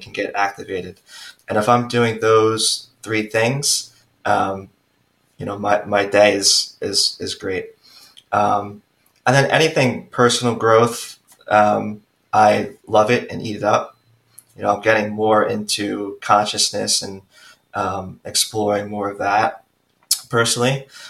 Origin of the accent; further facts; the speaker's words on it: Long Island, New York, United States; also born or lived in Queens, New York; So my wife and I actually moved back to Long Island. So we, we grew up in Long Island.